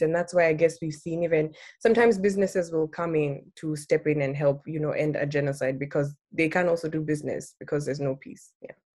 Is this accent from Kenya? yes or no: yes; Nairobi, Kenya; I was born and raised in Nairobi, Kenya